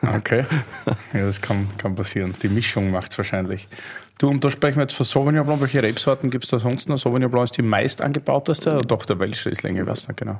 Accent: Styria, Austria; accent: Styrian; moved away; aus meiner Heimat, aus der Steiermark

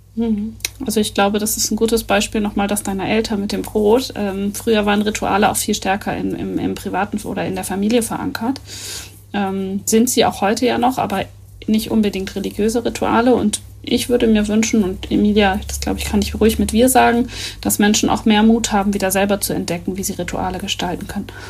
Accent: Northern Germany, Germany; wir als äh, Norddeutsche

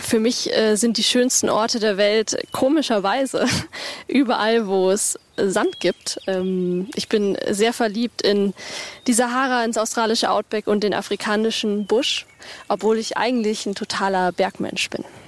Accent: Bavaria, Germany; Äh, Bayern ist für uns eigentlich Heimat. Wir kommen beide aus Bayern

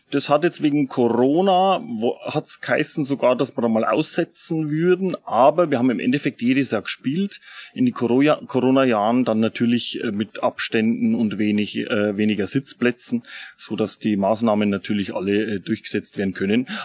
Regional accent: Regensburg, Bavaria, Germany; Ich finde, dass die, die Donau leider ein bisschen zu wenig genutzt ist bei uns.

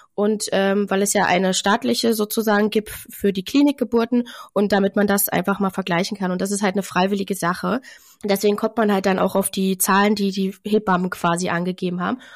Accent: Germany; Bei uns in Deutschland

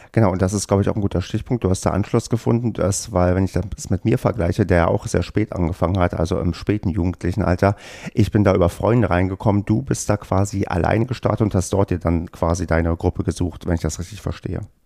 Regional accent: Brandenburg, Germany; ich bin ja im TVBB groß geworden und zwar in Brandenburg auf dem tiefsten Land

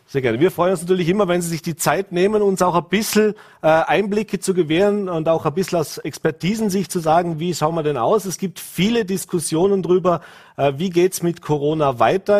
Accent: Vorarlberg, Austria; bei uns in Vorarlberg

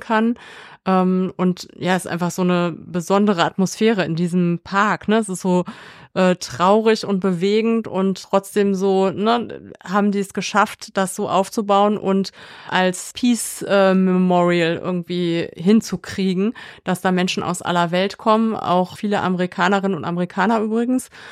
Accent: Kassel, Hesse, Germany; an Kassel, an meine Heimatstadt

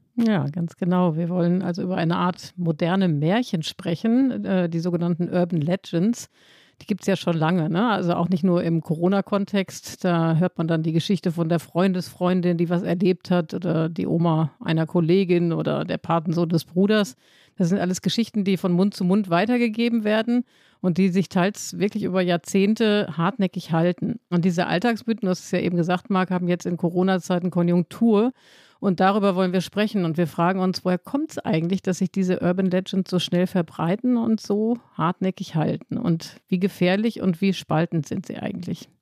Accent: Hamm, North Rhine-Westphalia, Germany; in meiner Heimatstadt Hamm

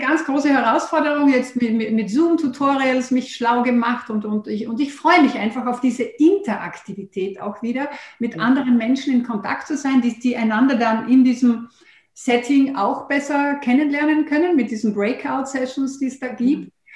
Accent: Austria; bei uns in Österreich

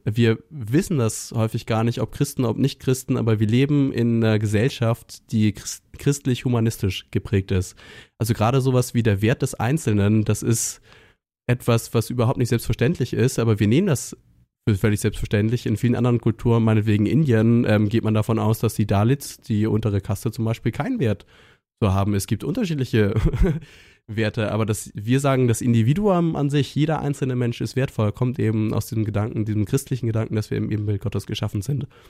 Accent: Northern Germany, Germany; ich komme aus Norddeutschland

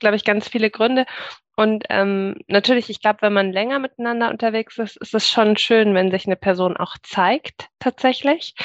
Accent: Munich, Bavaria, Germany; now in Augsburg, Germany; ich bin als Kind in eine freie evangelische Gemeinde gegangen, in München, also auch in der Jugendzeit

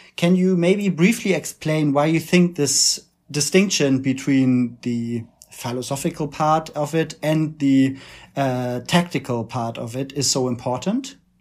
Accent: Germany; accent: German; English is a second language; as you can tell from our accents, we're both activists from Germany

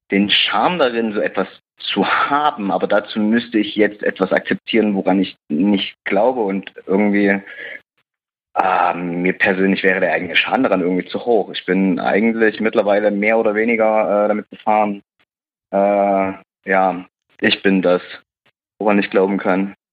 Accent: East Germany, Germany; ich bin in Ostdeutschland aufgewachsen, im Dorf. Äh, ist cool.

